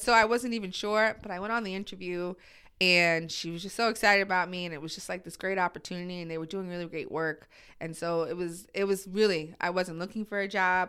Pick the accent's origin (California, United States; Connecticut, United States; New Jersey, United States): New Jersey, United States; moved away as an adult; also born or lived in Brooklyn, New York / New York City; now in New York, United States; I grew up in Jersey. I was actually born in Brooklyn.